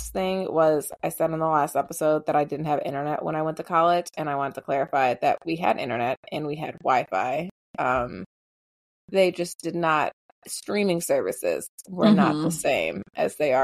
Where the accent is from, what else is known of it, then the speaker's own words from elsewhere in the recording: Canada; as a Canadian